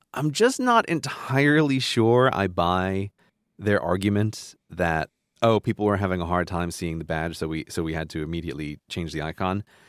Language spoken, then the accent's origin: English; New York, United States; I grew up in New York